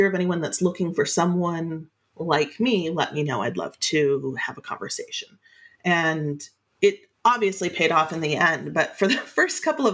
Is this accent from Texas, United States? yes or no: no; Alaska, United States; I grew up in Alaska in a really small touristy town.